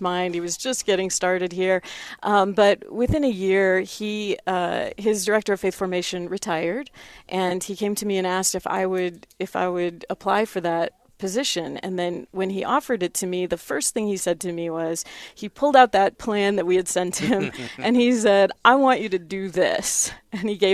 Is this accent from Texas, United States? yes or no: no; Nebraska, United States; moved away as an adult; also born or lived in South Dakota / Spearfish, South Dakota / Steubenville, Ohio; now in Rapid City, United States; I'm originally from Nebraska, but I've been a South Dakota native for about 20 years now